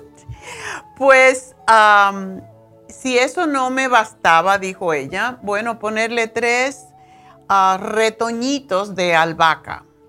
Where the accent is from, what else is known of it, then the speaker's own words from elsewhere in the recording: Tánamo, Holguín, Cuba; moved away; en mi pueblo, yo vivía en un pueblito, mi padre era, como decir, el, jefe del pueblo, porque era la tienda más grande que existía, que no era de él, era del central eh, Tánamo